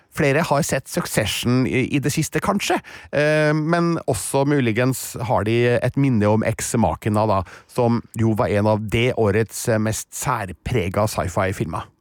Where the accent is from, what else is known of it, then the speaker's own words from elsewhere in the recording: Trøndelag, Norway; som trønder